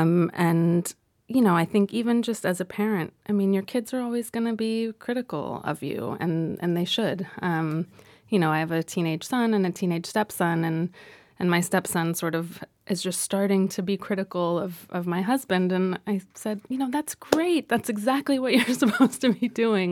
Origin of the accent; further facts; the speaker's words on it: Los Angeles, California, United States; growing up in Los Angeles